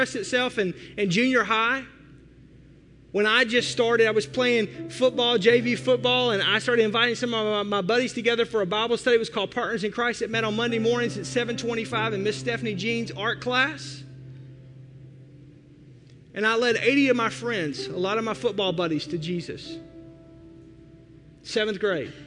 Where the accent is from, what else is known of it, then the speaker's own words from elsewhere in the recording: Fort Smith, Arkansas, United States; moved away as an adult; now in Milwaukee, United States; That's Fort Smith. That's my hometown. I grew up in a state, Arkansas